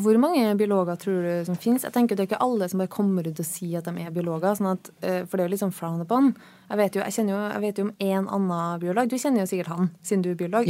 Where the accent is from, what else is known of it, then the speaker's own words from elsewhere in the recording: Trøndelag, Norway; now in Oslo, Norway; jeg er eh, trønder